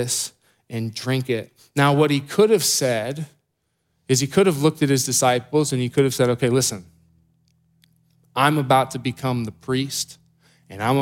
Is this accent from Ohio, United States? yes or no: yes; Columbus, Ohio, United States; I grew up here in Columbus